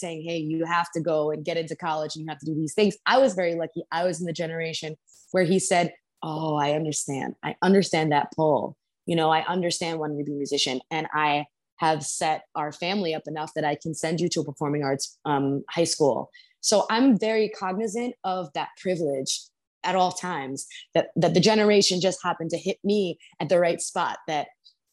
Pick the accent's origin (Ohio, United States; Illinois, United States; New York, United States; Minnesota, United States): New York, United States; I grew up in New York